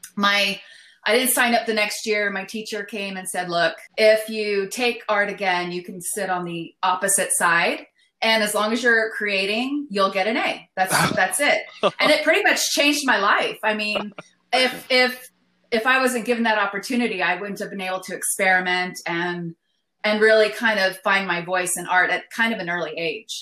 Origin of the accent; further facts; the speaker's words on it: El Paso, Texas, United States; now in Austin, United States; I'm from El Paso